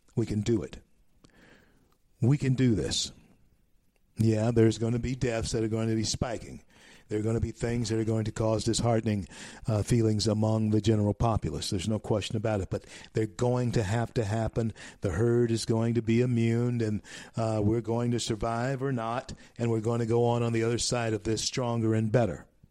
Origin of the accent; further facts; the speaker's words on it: Shreveport, Louisiana, United States; Shreveport, Louisiana, my hometown born in Confederate Memorial Hospital